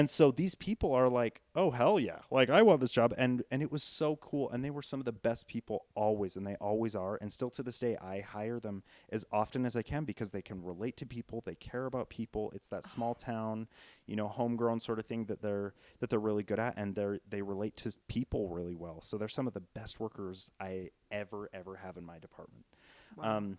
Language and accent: English; Richfield, Utah, United States; moved away as an adult; now in Salt Lake City, United States; it originated in Richfield, Utah, because that's how much I love my hometown.